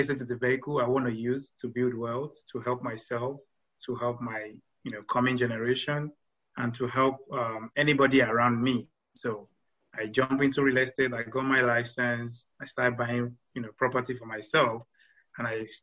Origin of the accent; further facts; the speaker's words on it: Nigeria; moved away as an adult; now in Houston, United States; originally from Nigeria. I came to the States in 2014.